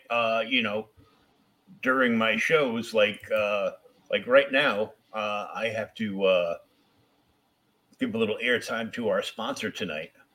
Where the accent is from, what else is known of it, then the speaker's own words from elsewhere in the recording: Boston, Massachusetts, United States; I'm from Boston